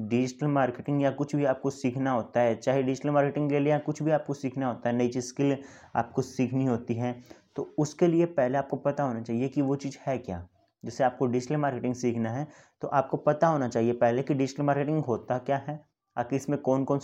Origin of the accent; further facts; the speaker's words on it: Haryana, India; मैं अपने बारे में बता दूं कि मैं बेसिकली हरियाणा से हूँ